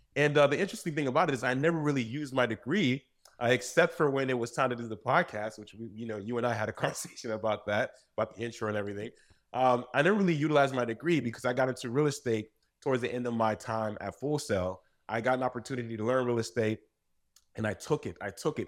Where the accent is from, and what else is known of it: United States; born or raised there; also born or lived in Saint-Marc, Haiti